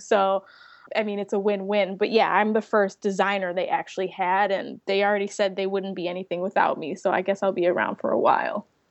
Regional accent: Chicago, Illinois, United States; moved away as an adult; also born or lived in Savannah, Georgia; now in Tampa, United States; I'm from Chicago. I'm currently in Tampa, Florida, working with the company

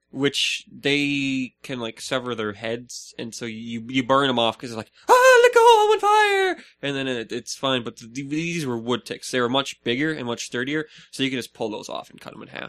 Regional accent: Minnesota, United States; we're the land of ten thousand lakes.

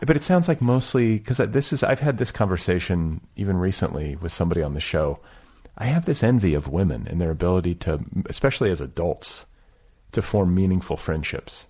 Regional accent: Milwaukee, Wisconsin, United States; moved away as an adult; also born or lived in Midwest; I was raised in Milwaukee, and then I left, you know, I also moved around the Midwest, but then went west for college

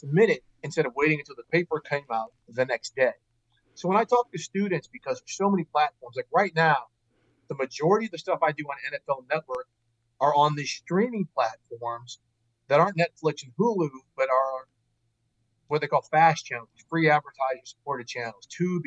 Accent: St. Louis, Missouri, United States; I grew up in St. Louis, my father worked for NBC

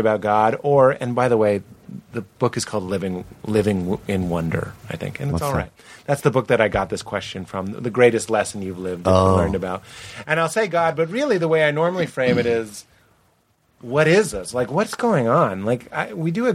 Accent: United States

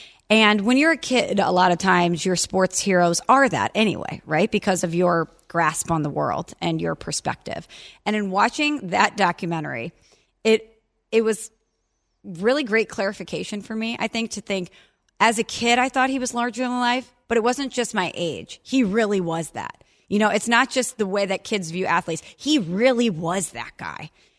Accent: Illinois, United States; Yeah, I grew up in Illinois.

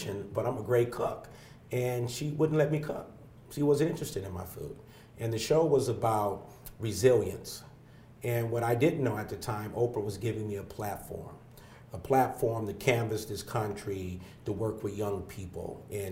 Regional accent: San Diego, California, United States; also born or lived in Los Angeles, California; my young life growing up in Southeast San Diego

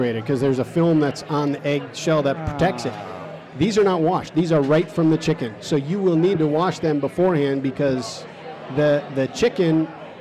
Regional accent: Chicago, Illinois, United States; moved away as an adult; also born or lived in Minnesota / Indiana; now in Marshall, Illinois, United States; Chicago. Okay. Yeah, I was... born in the South Side

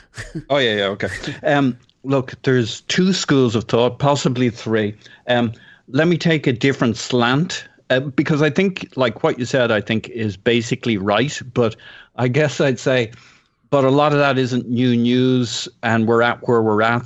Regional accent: Ireland; I'm Irish.

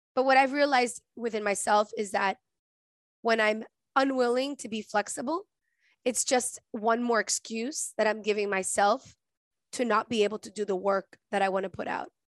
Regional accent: Venezuela; moved away; I'm from Venezuela, and in Venezuela, I have relatives

